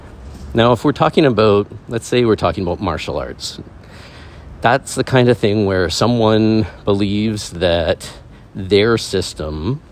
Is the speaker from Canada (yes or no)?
yes; Canada; I am a male, I am Canadian, I am someone who was in the military